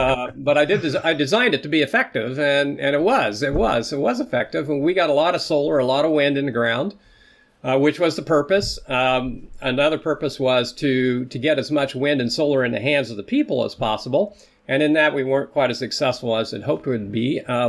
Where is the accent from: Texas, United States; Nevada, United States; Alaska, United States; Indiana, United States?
Indiana, United States; also born or lived in Ontario; now in California, United States; I'm an American. I was raised in the Midwest, so not too far from you and in the state of Indiana.